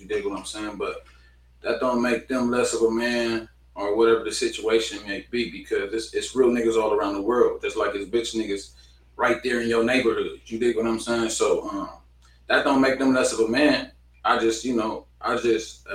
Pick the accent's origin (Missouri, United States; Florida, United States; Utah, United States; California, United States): California, United States; Ontario; I was born in Ontario, California.